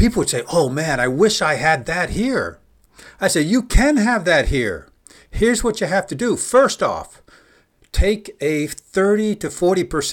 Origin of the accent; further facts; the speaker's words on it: United States; first language English; moved away as an adult; also born or lived in Italy; that's how we do it in America.